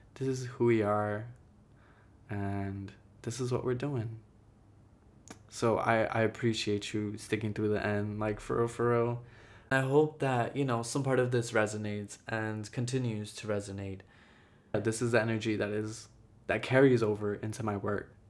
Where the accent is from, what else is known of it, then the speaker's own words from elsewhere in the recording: Jersey City, New Jersey, United States; also born or lived in Ecuador; I was born in Ecuador. I came here when I was three. My mom is Guatemalan. My dad is Ecuadorian. I grew up in Jersey City